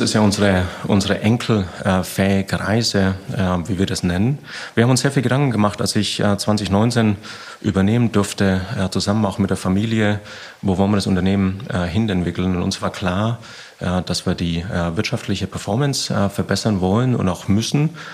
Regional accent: Bavaria, Germany; komme aus dem Süden, bin aus Bayern.

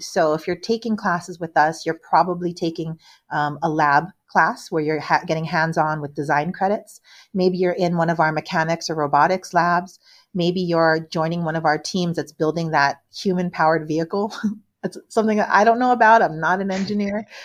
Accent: Hawaii, United States; now in Los Angeles, United States; I'm from Hawaii, which is a very, very tiny island. Um, and I'm here now

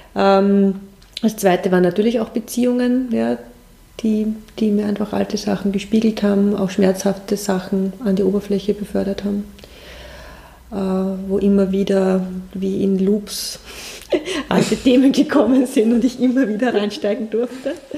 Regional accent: Waldviertel, Lower Austria, Austria; moved away as an adult; now in Germany; nach meiner Kindheit im Waldviertel

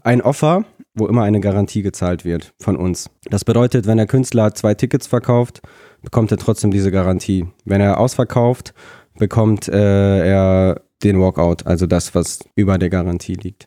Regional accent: Germany; also born or lived in Nikolayevka, Kazakhstan / Lutherstadt Wittenberg; ich komme aus der Nähe von Bremen. Ah. Bin ich aufgewachsen

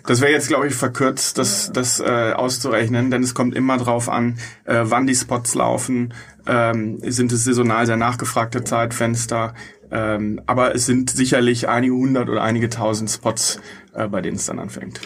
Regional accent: Bochum, North Rhine-Westphalia, Germany; now in Munich, Germany; Ich komme aus Bochum

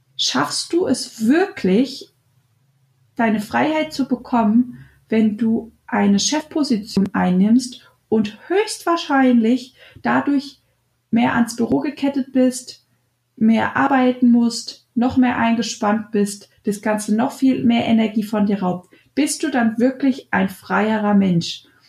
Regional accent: Germany; bei uns in Deutschland

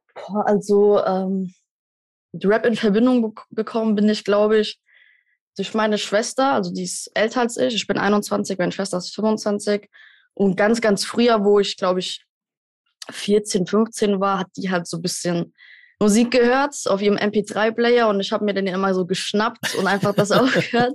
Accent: Germany; wir als Deutsche

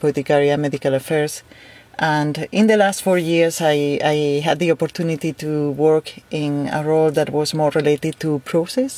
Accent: Spain; I am from Spain

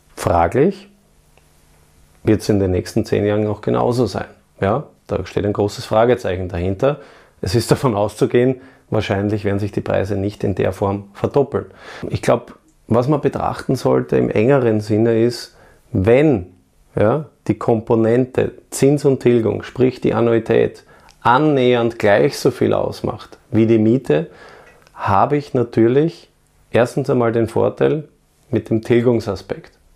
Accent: Vienna, Austria; in meine Heimatstadt Wien.

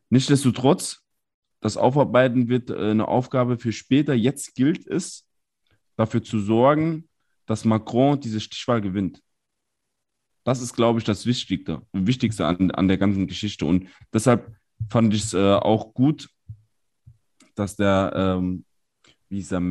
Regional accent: Saarland, Germany; gerade als Saarländer, gerade als diejenigen, also ich arbeite wirklich fußläufig an der Grenze.

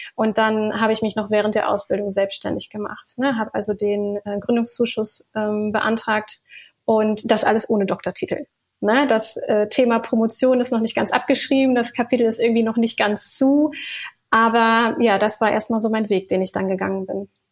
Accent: Ruhr area, North Rhine-Westphalia, Germany; also born or lived in Berlin; ich komme ursprünglich aus dem Ruhrgebiet

